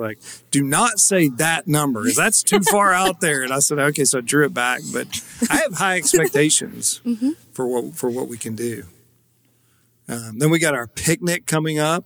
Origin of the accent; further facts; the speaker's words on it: Paris, United States; my hometown of Paris